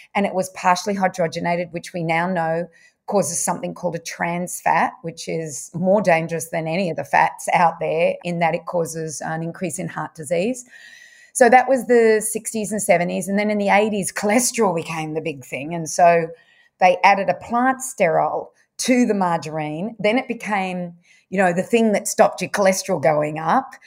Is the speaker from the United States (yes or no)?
no; Bendigo, Victoria, Australia; also born or lived in Wangaratta; I was brought up in, well, I was born in Wangaratta, but brought up in Bendigo.